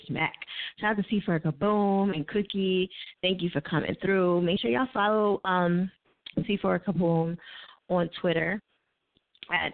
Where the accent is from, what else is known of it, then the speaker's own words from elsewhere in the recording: New Jersey, United States; I'm from Jersey